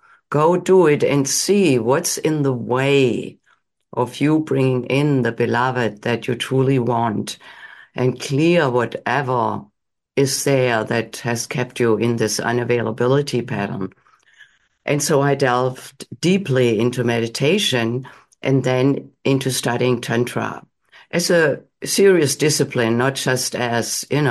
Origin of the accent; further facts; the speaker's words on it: Germany; moved away as an adult; now in United States; I grew up in Germany. I came to the United States in my late 20s